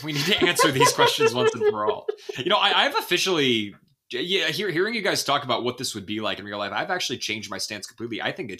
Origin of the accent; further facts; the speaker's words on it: United States; As an American, that's my first thought about everything.